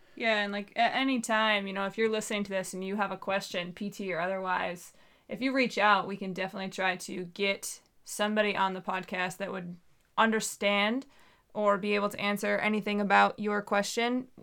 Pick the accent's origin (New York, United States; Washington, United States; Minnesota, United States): New York, United States; moved away as an adult; now in Southeast Alaska, United States; I'm from New York